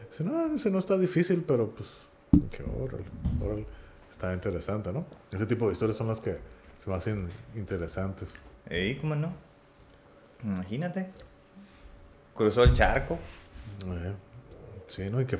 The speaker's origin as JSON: {"language": "Spanish", "country": "Norway", "said": "Vamos, que yo soy de Noruega."}